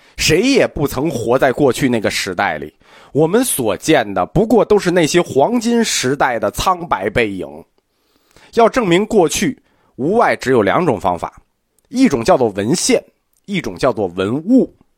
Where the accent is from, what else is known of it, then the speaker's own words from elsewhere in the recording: China; 我们中国人